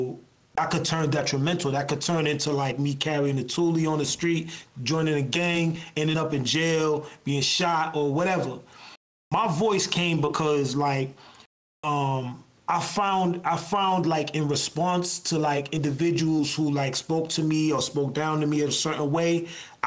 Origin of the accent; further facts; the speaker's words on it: Lawrence, Massachusetts, United States; I come from Lawrence, like through and through